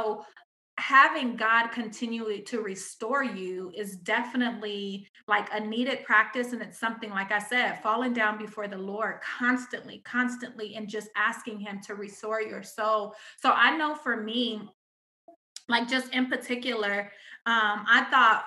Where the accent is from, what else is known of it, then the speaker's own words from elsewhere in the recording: Pomona, California, United States; I'm still from Pomona